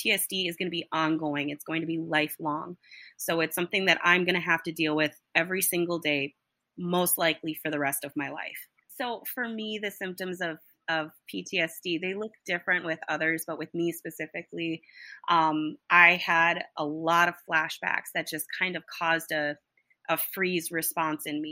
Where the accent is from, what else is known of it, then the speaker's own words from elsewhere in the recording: Minnesota, United States; So I am from Minnesota originally. I still live there